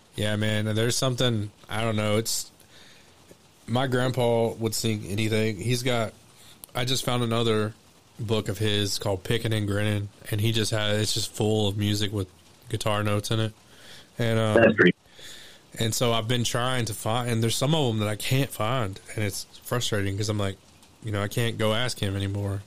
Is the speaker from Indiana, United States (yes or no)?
no; Elmore City, Oklahoma, United States; moved away; I'm from Elmore City